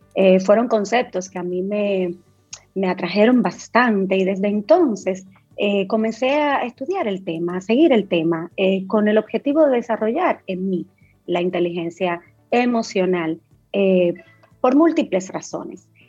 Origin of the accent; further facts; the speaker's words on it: Dominican Republic; nosotros como dominicanos, primero abracemos nuestra dominicanidad